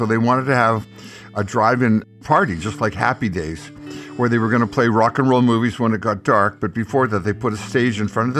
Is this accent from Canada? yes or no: yes; Winnipeg, Manitoba, Canada; We're from up north. We're from Winnipeg, and it's Southern rock.